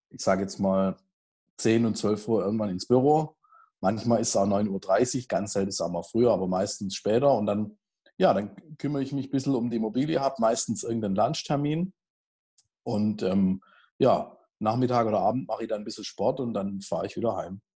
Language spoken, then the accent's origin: German; Heilbronn, Baden-Württemberg, Germany; also in meiner Heimatstadt bin, in, in Heilbronn und Umgebung